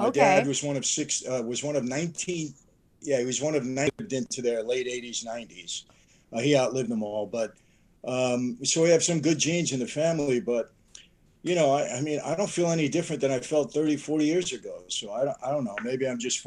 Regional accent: New York, United States; also born or lived in Naples, Italy (parents' hometown); now in Anaheim, United States; I'm from New York

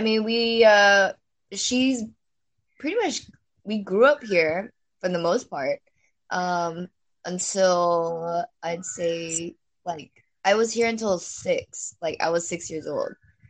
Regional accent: Singapore; born there; Yeah, so I was actually born here. So technically this is my home country, right?

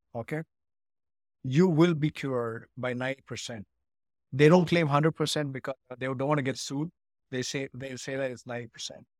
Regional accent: Ooty, Tamil Nadu, India; moved away as an adult; also born or lived in United Kingdom; now in Chicago, United States; I grew up in India. I studied in a school in Ooty

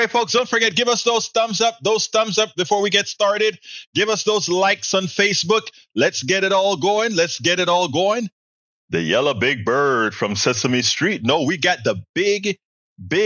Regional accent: Panama; now in Houston, United States; when we speak our Spanglish

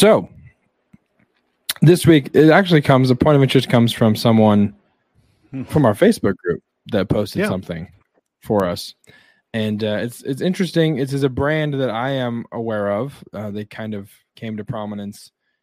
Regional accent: Wyoming, United States; born or raised there; moved away

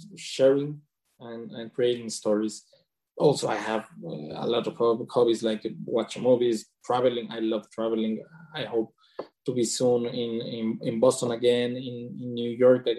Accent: Mexico; also born or lived in Mexico City / Puerto Vallarta; I have grown up in Mexico, in two cities, Mexico City, that is the capital of Mexico, and also in Puerto Vallarta.

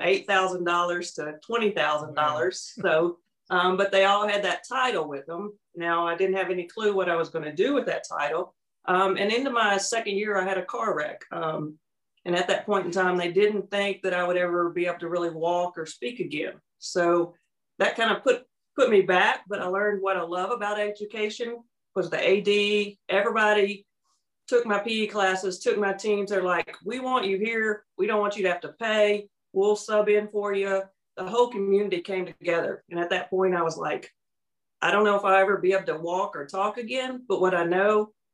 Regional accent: Little Rock, Arkansas, United States; moved away as an adult; also born or lived in Texas; I'm from Little Rock, Arkansas, which right now is snowed

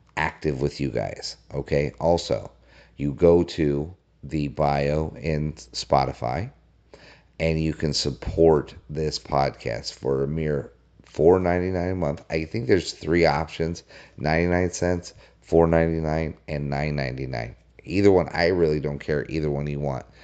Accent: Colorado, United States; I grew up in Colorado

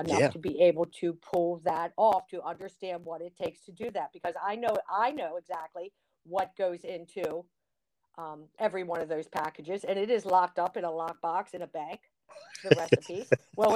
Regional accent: Baltimore, Maryland, United States; I'm a Baltimorean, I get to sell crab cakes in my state

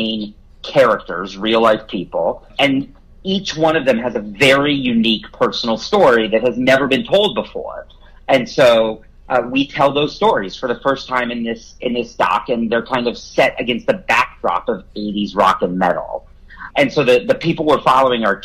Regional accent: Iowa, United States; I grew up in Iowa, and we didn't have a music store.

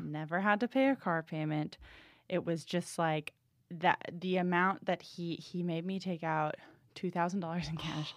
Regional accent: New England, United States; I'm from New England

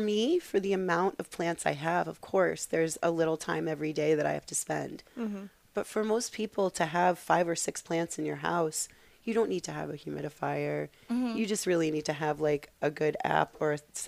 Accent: Massachusetts, United States; moved away; I'm from Massachusetts originally.

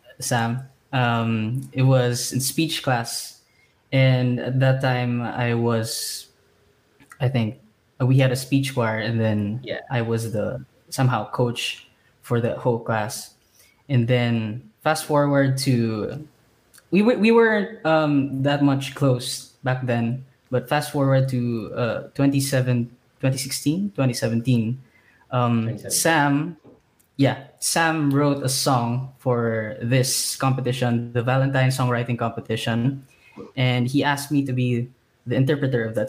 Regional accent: Dumaguete, Negros Oriental, Philippines; also born or lived in Manila; born and raised in Dumaguete.

